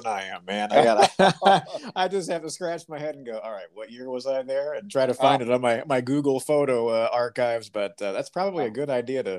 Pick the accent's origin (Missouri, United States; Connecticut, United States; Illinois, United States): Missouri, United States; St. Louis; So I'm from St. Louis, as you know now.